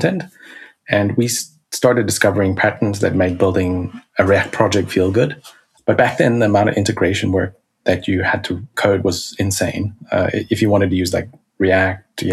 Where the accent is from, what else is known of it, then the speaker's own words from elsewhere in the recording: South Africa; I was born in South Africa.